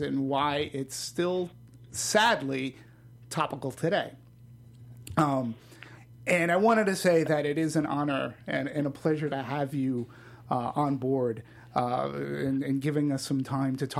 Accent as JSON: {"language": "English", "town": "Boston", "region": "Massachusetts", "country": "United States", "tie": "born or raised there", "said": "My hometown."}